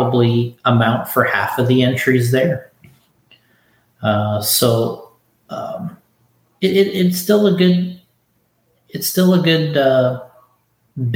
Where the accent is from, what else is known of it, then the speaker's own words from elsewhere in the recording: Florida, United States; I'm from Florida